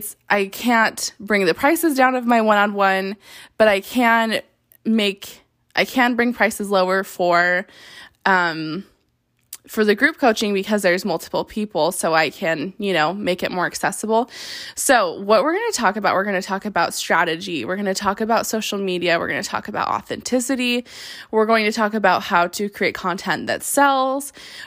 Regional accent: Salt Lake City, Utah, United States; now in Las Vegas, United States; I'm in Vegas and I'm from Salt Lake.

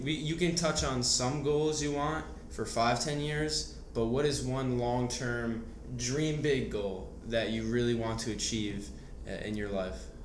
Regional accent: New Jersey, United States; we're both from New Jersey

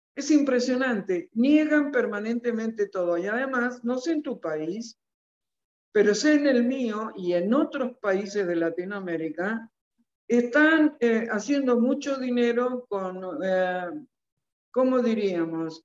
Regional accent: Argentina; mi país

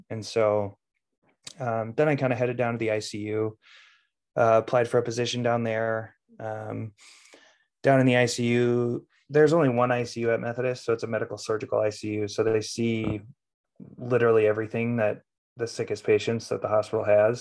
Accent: Plymouth, Minnesota, United States; I grew up in Plymouth, Minnesota, and was a Wyzetta High School graduate

